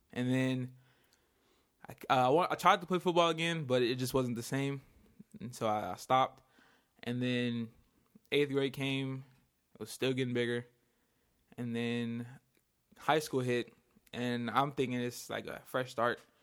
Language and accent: English; Inglewood, California, United States; I'm from Inglewood, California. Uh, basically born and raised here